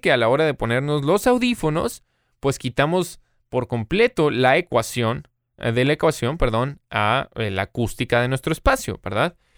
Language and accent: Spanish; Monterrey, Nuevo León, Mexico; also born or lived in United States; hasta que regresé aquí a, mi ciudad natal, Monterrey, en México